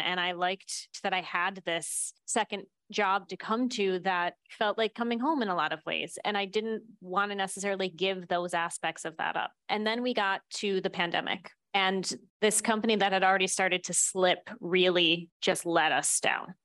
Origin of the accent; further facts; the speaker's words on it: Buffalo, New York, United States; I grew up in Buffalo, New York.